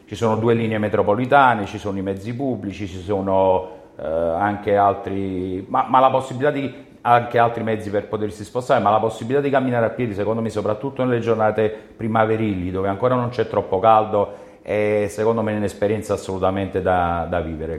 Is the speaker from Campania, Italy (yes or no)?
yes; Naples, Campania, Italy; sia un napoletano doc